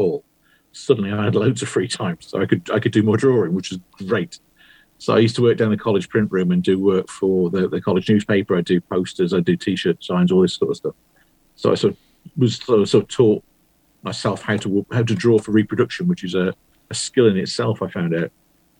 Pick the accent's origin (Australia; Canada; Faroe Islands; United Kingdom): United Kingdom; West Bromwich, West Midlands; moved away as an adult; where I grew up in West Bromwich in the West Midlands, nobody ever did anything, as far as I knew.